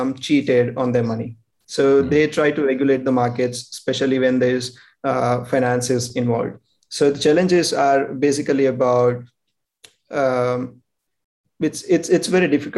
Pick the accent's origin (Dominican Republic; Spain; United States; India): India; we are from India.